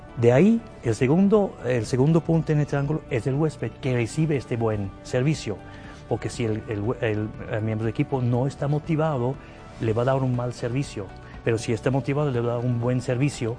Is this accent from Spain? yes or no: no; Zurich, Switzerland; Spanish is a second language; moved away as an adult; also born or lived in Canada / Saudi Arabia / Thailand / Morocco; now in Guadalajara, Mexico; soy origen de Suiza, eh, de la parte alemana de, de Suiza, de Zúrich, para ser preciso. Ahí crecí